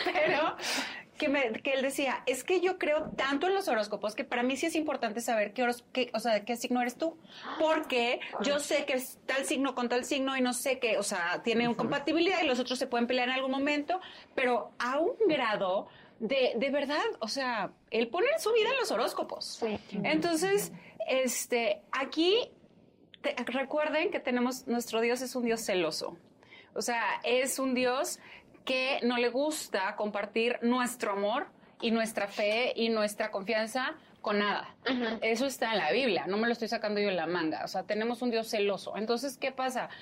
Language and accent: Spanish; Sonora, Mexico; now in Mexico City, Mexico; no soy de México, yo soy de Sonora